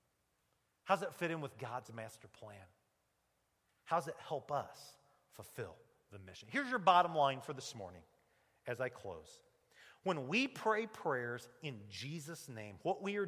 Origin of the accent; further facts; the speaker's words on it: United States; the American preacher